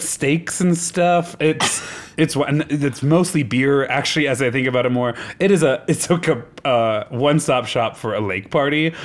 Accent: Nebraska, United States; moved away; I'm from Nebraska

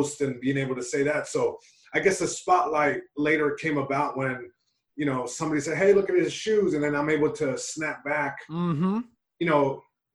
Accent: Long Beach, California, United States; first language Spanish; English is a second language; I'm Mexican American. My parents are from Mexico. I was born in Long Beach, California. So it's like, I was living in two worlds. You know, I was living in Long Beach, California.

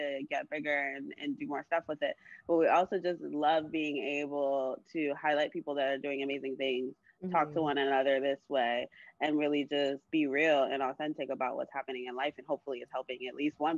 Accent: Florida, United States; also born or lived in New York; now in Miami, United States; I'm from Florida

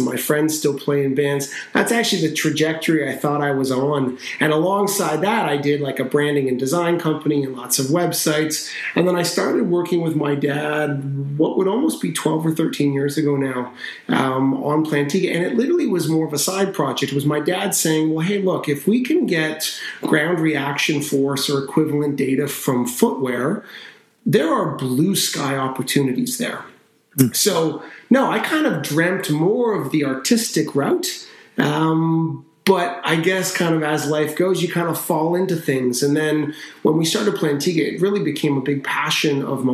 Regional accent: North Vancouver, British Columbia, Canada; I grew up in Vancouver. We grew up in North Vancouver

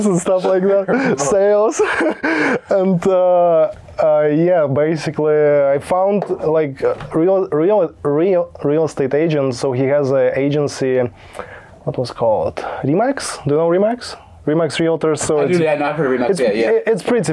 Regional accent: Belarus; English is a second language; also born or lived in Poland; now in United States; Originally, I was born in Belarus.

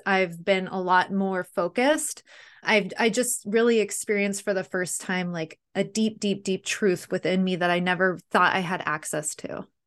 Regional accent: San Diego, California, United States; I'm actually born and raised in San Diego, too

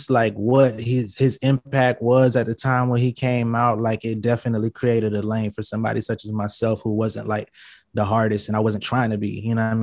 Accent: Atlanta, Georgia, United States; also born or lived in New Haven, Connecticut / California; I'm from Atlanta. I was born in Connecticut, New Haven, Connecticut, but I was raised in Atlanta

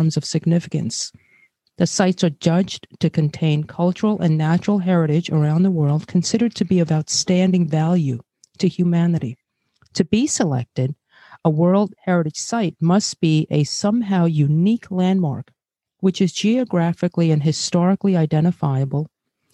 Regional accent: New York City, New York, United States; also born or lived in Brazil; I'm Asian, born in Brazil, and grew up in Flatbush, Brooklyn

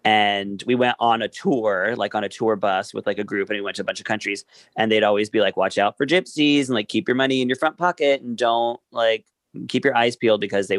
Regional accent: Darlington, North East England, United Kingdom; Darling, I'm from Darlington.

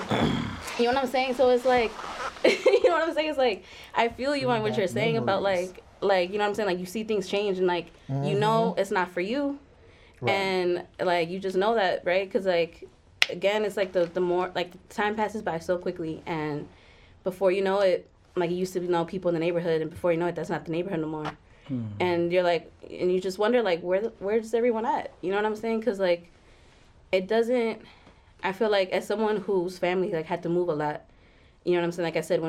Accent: Chicago, Illinois, United States; I'm, you know, from Chicago. I moved a lot though

